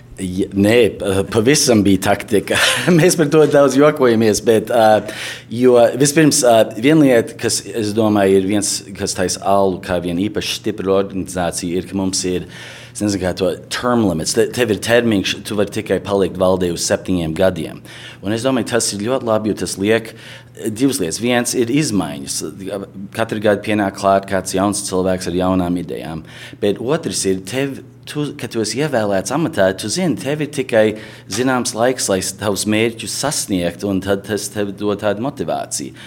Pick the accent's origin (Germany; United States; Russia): United States; mēs šeit uzaugām Amerikā